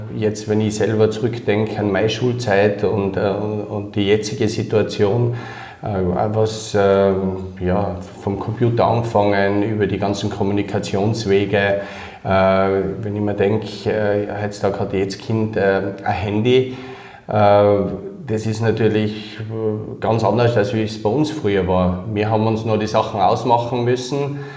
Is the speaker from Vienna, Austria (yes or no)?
no; Innsbruck, Tyrol, Austria; also born or lived in Kirchdorf (Upper Austria); aufgewachsen bin ich dann in Innsbruck